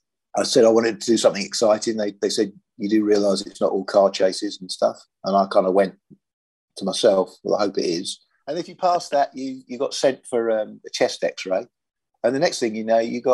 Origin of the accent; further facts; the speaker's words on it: Sussex, South East England, United Kingdom; I was brought up in Sussex